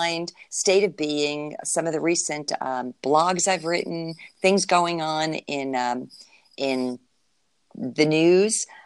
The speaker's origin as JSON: {"language": "English", "region": "New Jersey", "country": "United States", "moved": "yes", "lives_now": "Florida, United States", "said": "I'm from New Jersey, even though we've been living in Florida for ages."}